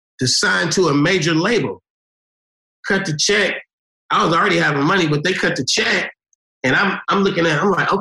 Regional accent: Oakland, California, United States; I'm from Oakland, we from the Bay

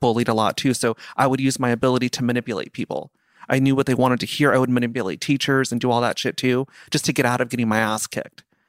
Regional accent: Simi Valley, California, United States; I grew up in Simi Valley

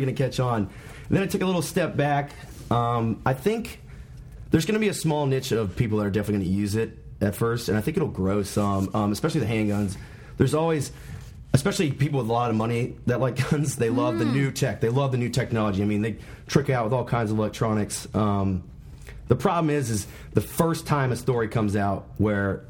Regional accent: the Carolinas, United States; I grew up in Carolina.

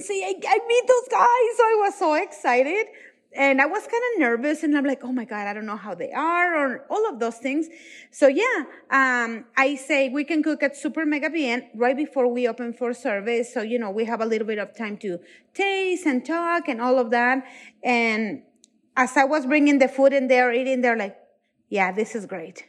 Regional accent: Mexico; moved away; I'm from Mexico

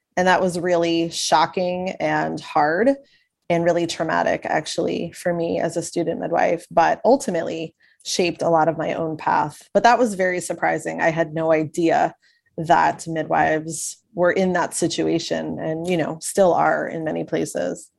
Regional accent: Long Island, New York, United States; now in Kentucky, United States; I am originally from Long Island, New York, and having lived many other places in between, I'm currently in Kentucky

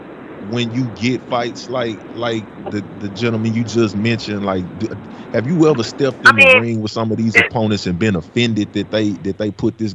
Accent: Memphis, Tennessee, United States; I'm from Memphis, Tennessee, big homie.

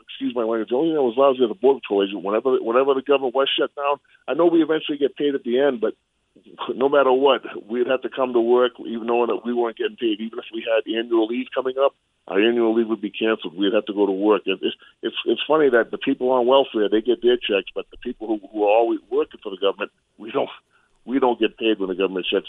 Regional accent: Randolph, Massachusetts, United States; now in El Paso, United States; I'm originally from Randolph, but I live here in El Paso.

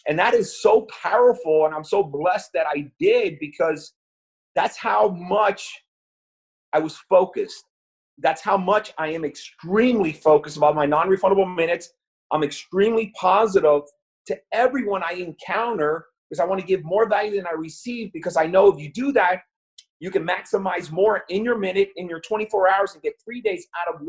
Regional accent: New York, United States; I was born in the Bronx in New York

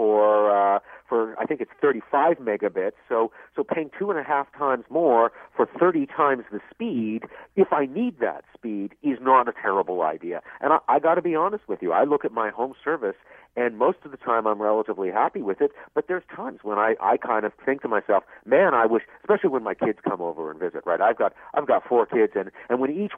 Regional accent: Vancouver, British Columbia, Canada; moved away; I grew up out in Vancouver

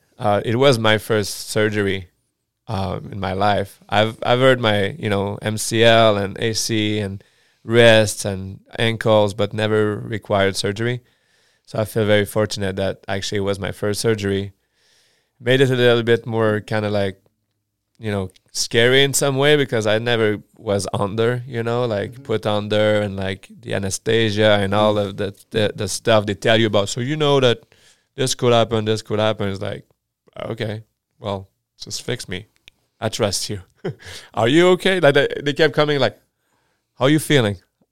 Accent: Chicoutimi, Quebec, Canada; first language French; English is a second language; moved away; I'm from Chicoutimi.

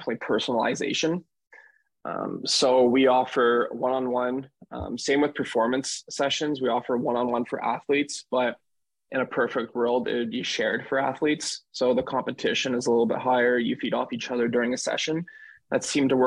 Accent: Cornwall, Ontario, Canada; also born or lived in Ottawa; a sports conditioning trainer back in my hometown of Cornwall, Ontario.

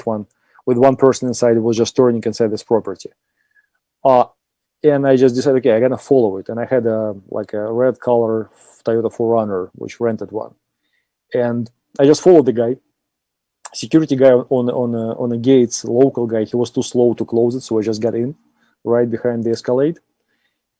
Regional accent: Austria; accent: Austrian; my lovely Austrian accent

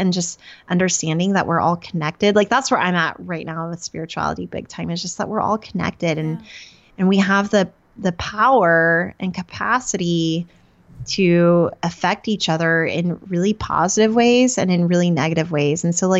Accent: Oklahoma, United States; So I had decided growing up in Oklahoma around the time, I always say I was 8, but I think it was somewhere between 8 and 12.

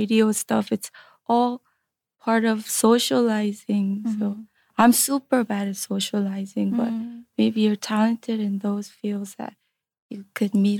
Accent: United States; growing up in the States

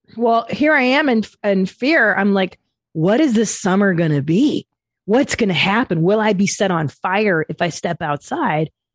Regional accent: Los Angeles, California, United States; I grew up in the San Fernando Valley

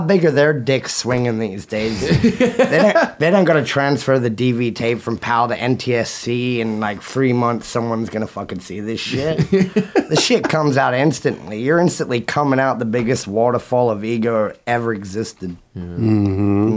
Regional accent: Australia; moved away as an adult; now in United States; I left Australia

